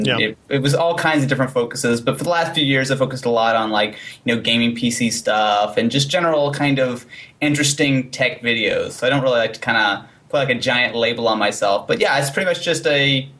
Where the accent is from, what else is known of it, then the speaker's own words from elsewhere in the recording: Missouri, United States; I'm from Missouri